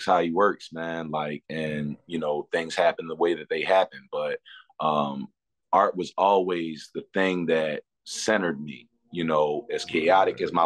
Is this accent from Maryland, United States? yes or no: yes; Baltimore, Maryland, United States; my hometown of Baltimore, Maryland